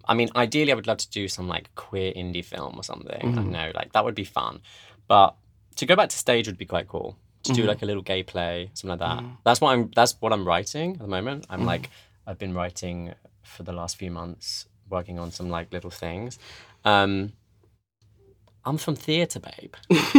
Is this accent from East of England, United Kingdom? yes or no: yes; East of England, United Kingdom; accent: Essex; I mean, I'm actually from Essex, which, if you know anything about that.